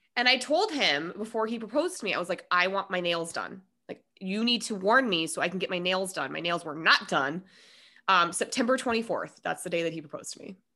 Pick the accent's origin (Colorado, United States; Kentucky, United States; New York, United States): Colorado, United States; Denver; also born or lived in Minnesota; I am one hundred percent Coloradan, like, through and through